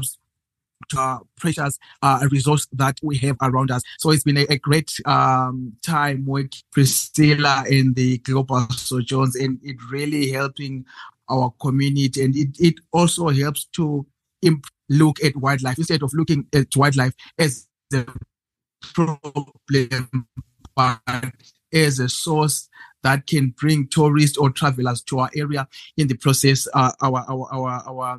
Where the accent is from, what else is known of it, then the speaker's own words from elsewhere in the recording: Zimbabwe; I'm from Zimbabwe, and I live in one of the best places in the world